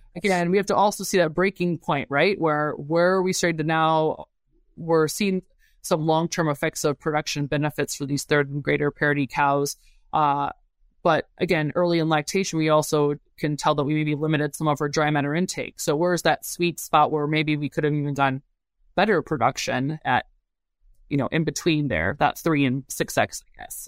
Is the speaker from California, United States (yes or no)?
no; Urbana-Champaign, Illinois, United States; moved away as an adult; also born or lived in Madison, Wisconsin; born and raised in Urbana-Champaign, Illinois, and yeah, grew up right down from the South Farms Research Center